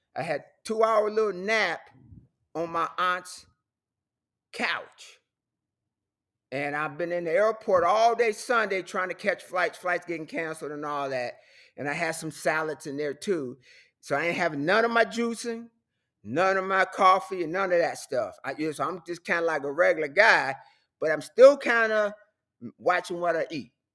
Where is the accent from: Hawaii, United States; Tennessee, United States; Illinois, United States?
Illinois, United States; Chicago; moved away; I'm from Chicago.